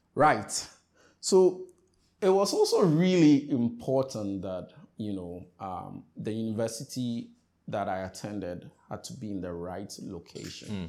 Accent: Accra, Greater Accra, Ghana; also born or lived in Keta, Volta Region, Ghana / Eastern Region, Ghana; I come from Ghana, specifically, if you ask me where my hometown is

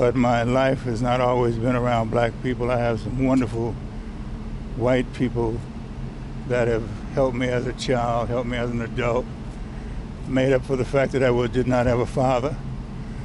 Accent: United States; I'm an American

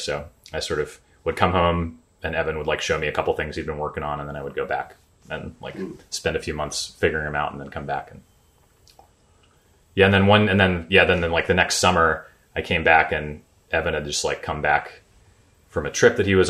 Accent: Smithville, Tennessee, United States; also born or lived in Nashville, Tennessee; I grew up around here in Nashville. I'm originally from a little town about an hour and a half east of here called Smithville, Tennessee

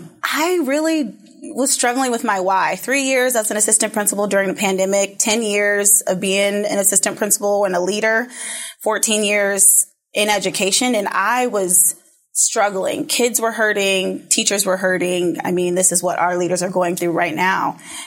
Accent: Federal Way, Washington, United States; So I grew up in the Federal Way school district, then went to Seattle U.

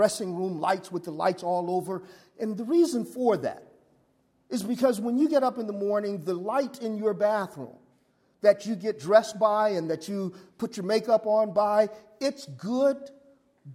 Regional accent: Los Angeles, California, United States; I grew up in South Central

